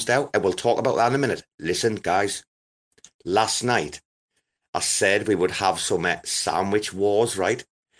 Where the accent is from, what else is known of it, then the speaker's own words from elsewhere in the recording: Sunderland, North East England, United Kingdom; I'm from Sunderland